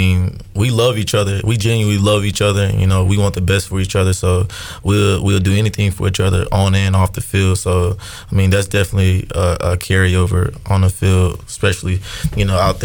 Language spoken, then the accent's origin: English; Houston, Texas, United States; I'm from Houston, Texas